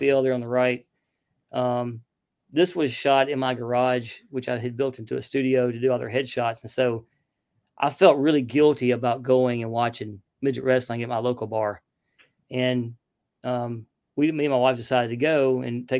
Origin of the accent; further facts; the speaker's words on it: Lake Martin, Alabama, United States; now in Georgia, United States; I grew up near Lake Martin in Alabama